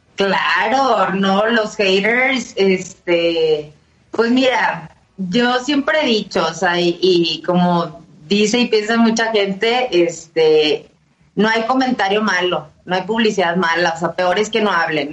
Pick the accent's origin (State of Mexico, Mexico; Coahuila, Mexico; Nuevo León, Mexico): Nuevo León, Mexico; Monterrey; moved away as an adult; now in Mexico City, Mexico; yo soy de Monterrey, vivo acá en, la Ciudad de México, ya voy para los 5 años, pero en ese entonces que estaba en Monterrey